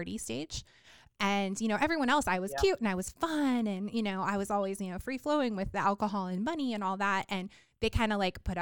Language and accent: English; Long Beach, California, United States; I grew up in Long Beach